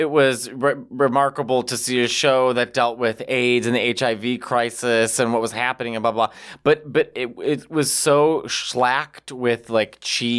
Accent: Midwest, United States; I'm from the Midwest.

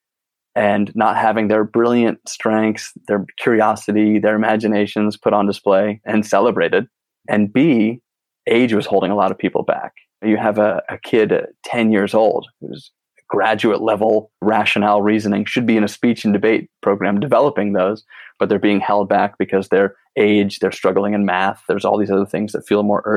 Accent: East Coast, United States; moved away; I grew up on the East Coast originally

